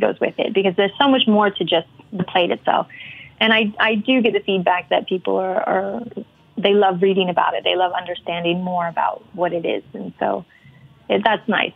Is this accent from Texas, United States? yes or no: no; Salt Lake City, Utah, United States; moved away as an adult; also born or lived in Colorado; now in Norway; I'm from originally from Salt Lake City in Utah